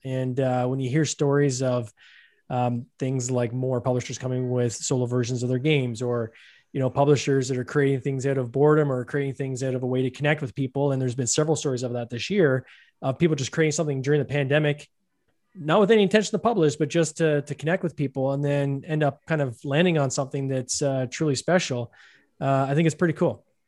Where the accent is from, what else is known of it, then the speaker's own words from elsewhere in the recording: Canada; I'm Canadian, I'll say Automa